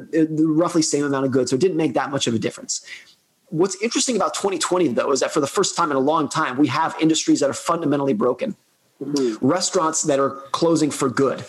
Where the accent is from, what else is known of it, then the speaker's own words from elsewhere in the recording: United States; my home country